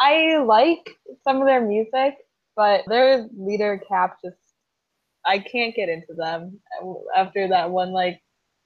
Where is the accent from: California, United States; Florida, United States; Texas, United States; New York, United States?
Florida, United States; Miami; he's here in my hometown